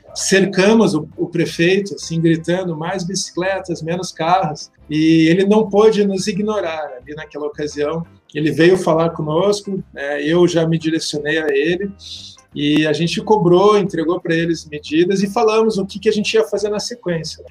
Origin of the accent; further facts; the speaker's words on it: Curitiba, Paraná, Brazil; nasci aqui em Curitiba